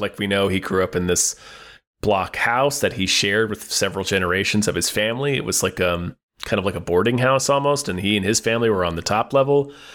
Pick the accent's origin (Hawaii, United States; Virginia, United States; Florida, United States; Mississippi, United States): Virginia, United States; Hampton Roads; where I grew up in Hampton Roads, we have Mount Trashmore